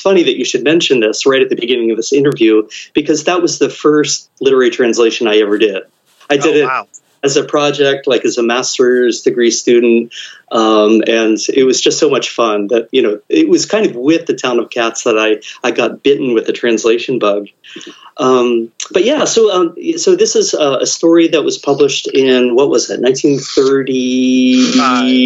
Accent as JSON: {"language": "English", "region": "Ohio", "country": "United States", "said": "I'm from Ohio. I hadn't really been anywhere out there in the greater world before going to Japan as a high school exchange student."}